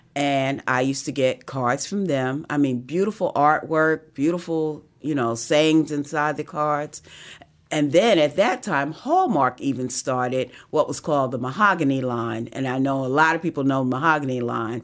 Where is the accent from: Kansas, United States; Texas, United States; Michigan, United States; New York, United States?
New York, United States; New York City; moved away as an adult; also born or lived in Harlem; now in Georgia, United States; I was born and raised on the Upper West Side of Manhattan. Lived in Harlem for seventeen years before coming to Georgia